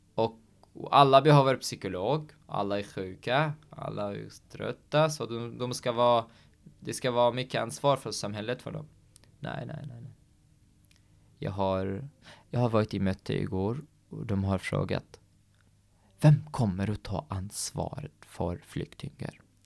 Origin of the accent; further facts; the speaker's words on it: Syria; Swedish is a second language; moved away as an adult; also born or lived in Baniyas, Syria; now in Norway; vi var inte hungriga i Syrien